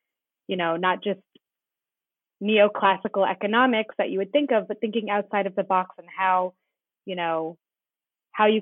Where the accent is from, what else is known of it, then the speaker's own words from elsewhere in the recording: Wayland, Massachusetts, United States; moved away as an adult; now in Israel; I am originally from Boston, Massachusetts, outside Boston in Wayland